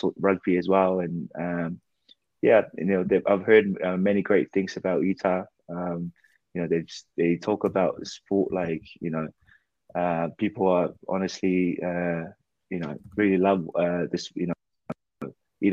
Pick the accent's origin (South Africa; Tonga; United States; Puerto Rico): Tonga; Ha'apai; now in United Kingdom; I grew up, I was born and raised in Tonga, in Hapai